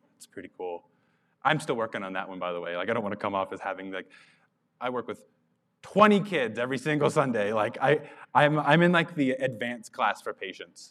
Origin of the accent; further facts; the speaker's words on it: Carlsbad, New Mexico, United States; moved away; I grew up in Carlsbad, New Mexico